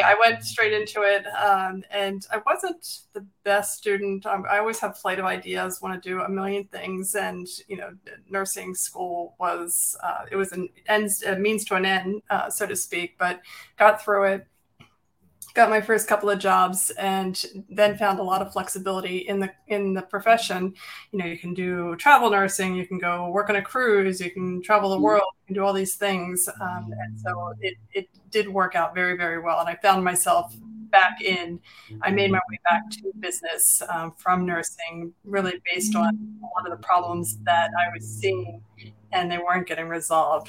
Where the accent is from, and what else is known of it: Philadelphia, Pennsylvania, United States